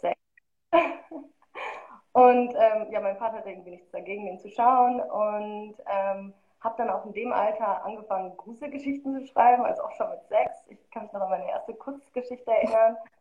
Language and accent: German; Marl, North Rhine-Westphalia, Germany; also born or lived in Rüdinghausen (birthplace); und dann bin ich in Mahl aufgewachsen. Ich glaube, das sagt nicht vielen was, aber da wird der Grimme-Preis verliehen